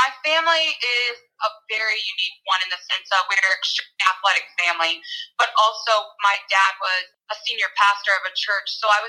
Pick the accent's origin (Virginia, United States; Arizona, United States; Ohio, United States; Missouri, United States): Missouri, United States; Kansas City; I am from Kansas City, Missouri